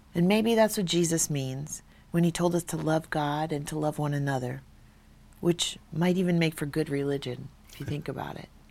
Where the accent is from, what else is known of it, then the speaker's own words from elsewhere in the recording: Hawaii, United States; I'm from Hawaii, and a lot of my story is grounded in sort of my island background